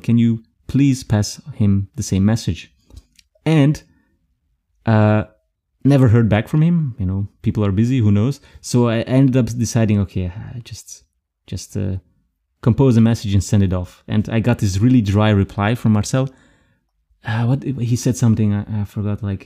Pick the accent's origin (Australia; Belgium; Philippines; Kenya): Belgium; also born or lived in Frankfurt; now in Germany; I'm from Belgium and I moved here